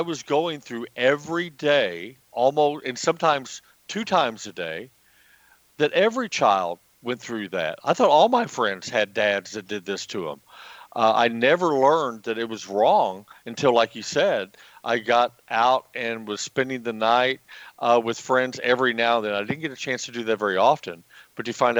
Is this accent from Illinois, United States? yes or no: yes; small country town in Southern Illinois, United States; my hometown